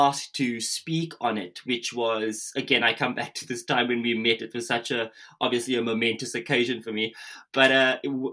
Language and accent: English; South Africa; moved away; I'm originally from South Africa. So, you know, I was born and raised during the apartheid era